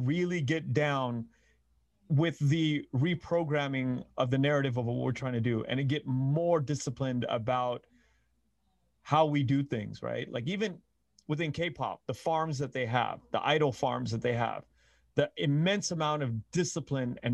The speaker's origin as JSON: {"language": "English", "country": "United States", "tie": "born or raised there", "said": "a lot of the kids that I grew up with in Koreatown"}